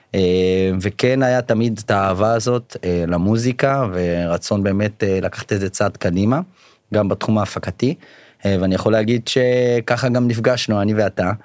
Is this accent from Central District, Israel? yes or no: no; Beit She'an, Northern District, Israel; now in Ramat Gan, Israel; במקור מבית שאן. אה, היום גר ברמת גן